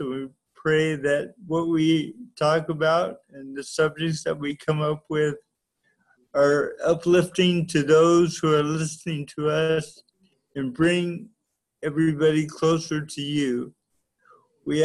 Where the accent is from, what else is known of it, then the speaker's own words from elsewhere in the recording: Long Beach, California, United States; when I was growing up in Long Beach